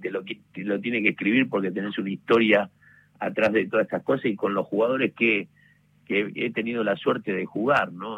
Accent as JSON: {"language": "Spanish", "area": "Club San Miguel", "region": "Buenos Aires", "country": "Argentina", "tie": "born or raised there", "said": "el Club San Miguel, donde yo nací, me crié"}